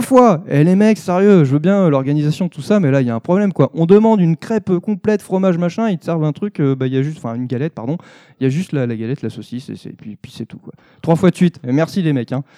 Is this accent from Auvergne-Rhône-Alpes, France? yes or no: yes; Savoy, Auvergne-Rhône-Alpes, France; moi, je suis savoyard.